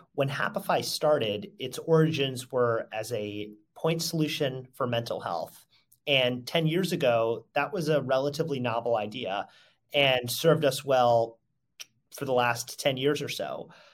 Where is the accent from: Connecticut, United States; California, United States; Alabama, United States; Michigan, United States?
Connecticut, United States; moved away as an adult; also born or lived in Brooklyn, New York / Mississippi; now in New York City, United States; I grew up in Connecticut